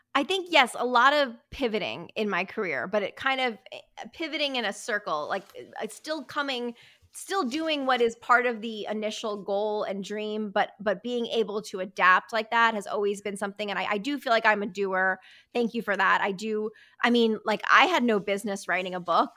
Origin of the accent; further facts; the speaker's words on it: Connecticut, United States; also born or lived in New York; I was born in New York and raised in Connecticut.